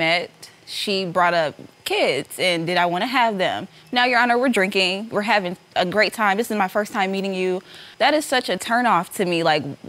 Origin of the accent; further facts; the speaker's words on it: Indiana, United States; now in Las Vegas, United States; Before I moved to Las Vegas, I came from Indiana.